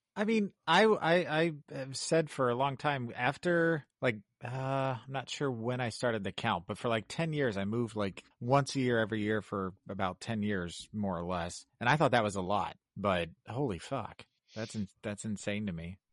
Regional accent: Kansas City, United States; moved away as an adult; also born or lived in Chicago / Colorado; now in Illinois, United States; I grew up in Kansas City and and I lived in the same house for all 18 years that I lived there.

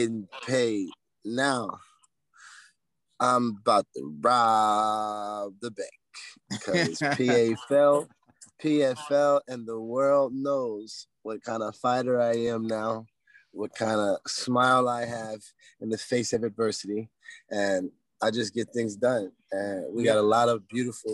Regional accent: United States; I'm American

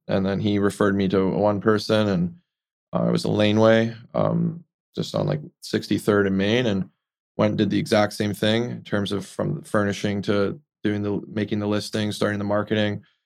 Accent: Vancouver, British Columbia, Canada; grew up here in Vancouver

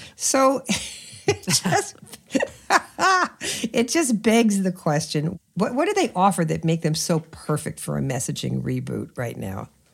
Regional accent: New York City, New York, United States; I grew up in New York City

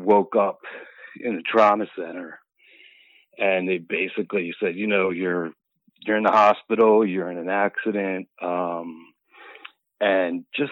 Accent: Philadelphia, Pennsylvania, United States; Philly, all 54 years in Philadelphia, born and raised

